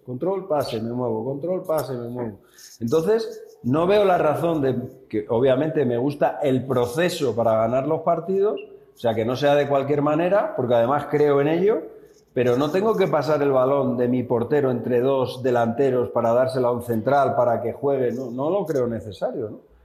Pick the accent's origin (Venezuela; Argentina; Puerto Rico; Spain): Spain; siendo españoles, siendo la misma escuela